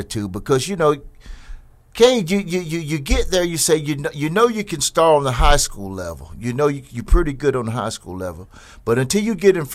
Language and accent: English; Jesup, Georgia, United States; I came from Jessup